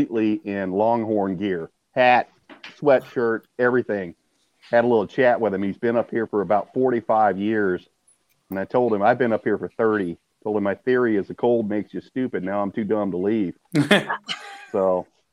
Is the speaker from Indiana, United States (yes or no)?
no; Louisiana, United States; moved away as an adult; I grew up in Louisiana, so I'm a big LSU fan.